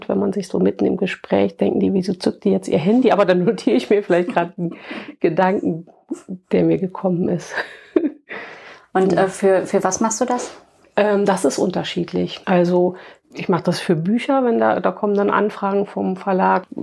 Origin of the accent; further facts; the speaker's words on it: Wittlich, Rhineland-Palatinate, Germany; ich komme aus Trier, also zumal jetzt mein kleines Städtchen auch keiner.